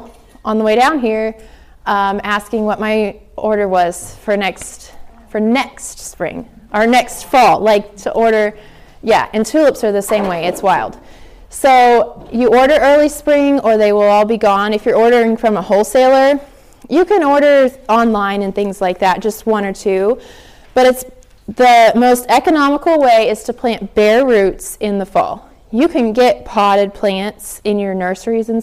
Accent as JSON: {"language": "English", "region": "the South", "country": "United States", "said": "I'm from the South."}